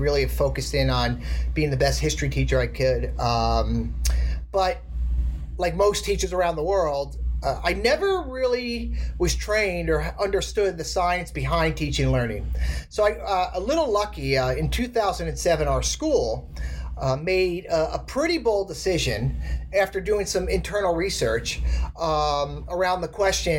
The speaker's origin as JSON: {"language": "English", "region": "outside New York City", "country": "United States", "tie": "born or raised there", "said": "I grew up outside New York City"}